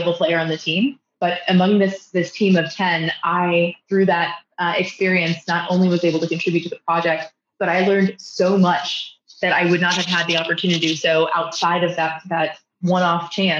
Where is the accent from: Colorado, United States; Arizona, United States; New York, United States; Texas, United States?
Texas, United States; Fort Worth; my hometown of Fort Worth